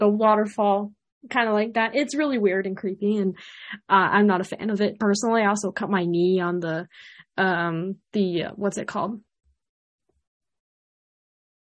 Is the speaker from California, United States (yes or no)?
no; Illinois, United States; a native Illinois person that sometimes travels to the city. Because I will not say that I'm from Chicago